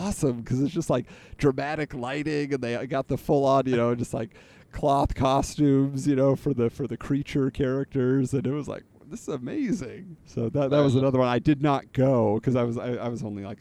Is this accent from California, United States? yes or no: yes; California, United States; I grew up in California